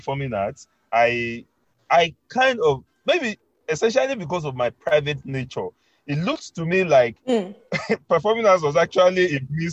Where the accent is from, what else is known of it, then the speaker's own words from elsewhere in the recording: Kwara, Nigeria; I'm from Kwara State.